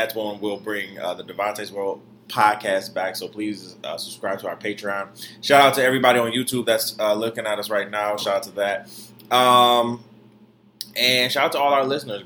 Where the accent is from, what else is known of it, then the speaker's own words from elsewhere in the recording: Detroit, Michigan, United States; also born or lived in Florida; now in New York, United States; I'm a city boy nonetheless, but I'm from Detroit